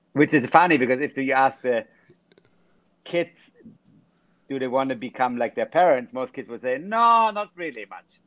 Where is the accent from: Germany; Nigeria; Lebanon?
Germany; Munich, Bavaria; I was raised in Munich, um, in Germany